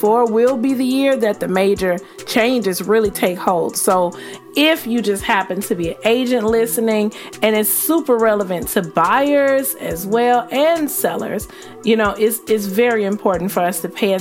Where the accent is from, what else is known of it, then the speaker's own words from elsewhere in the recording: the South, United States; I'm from the South